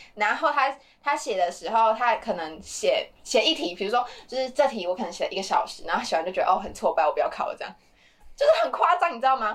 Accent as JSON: {"language": "Chinese", "country": "Taiwan", "said": "我自己身为台湾人"}